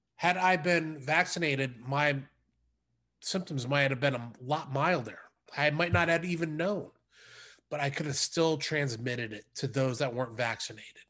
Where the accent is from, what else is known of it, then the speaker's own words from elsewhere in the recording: United States; as an American